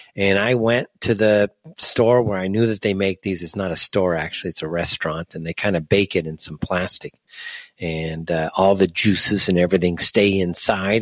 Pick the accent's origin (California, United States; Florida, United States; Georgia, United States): California, United States; Southern; moved away; It's still my hometown, Southern California